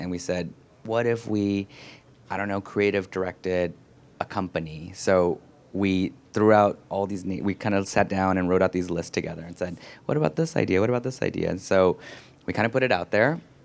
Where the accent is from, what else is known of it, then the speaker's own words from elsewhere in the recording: San Francisco, California, United States; moved away as an adult; also born or lived in Los Angeles / Berkeley; now in New York, United States; then we moved to Berkeley and the Bay Area and growing up in San Francisco and, you know, ninety-three and on and moving to New York in two thousand